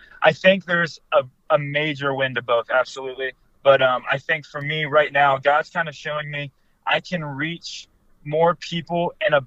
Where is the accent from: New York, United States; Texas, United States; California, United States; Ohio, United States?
Ohio, United States; now in Michigan, United States; I'm not home right now here in Michigan. I'm from Ohio.